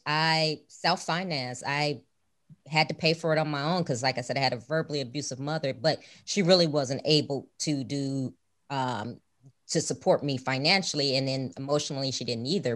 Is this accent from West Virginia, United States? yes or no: no; Chicago, Illinois, United States; moved away as an adult; now in Houston, United States; I grew up in Chicago